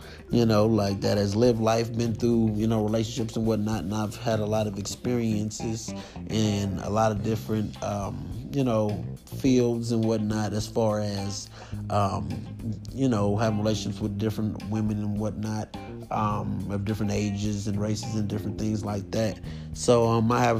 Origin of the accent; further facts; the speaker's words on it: California, United States; I'm 29 and I'm from California.